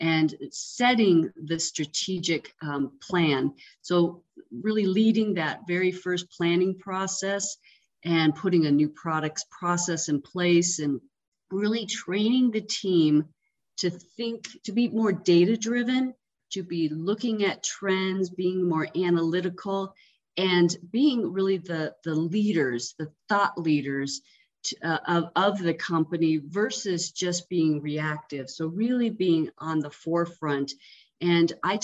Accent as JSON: {"language": "English", "region": "Colorado", "country": "United States", "tie": "born or raised there", "said": "growing up in Colorado and being a skier"}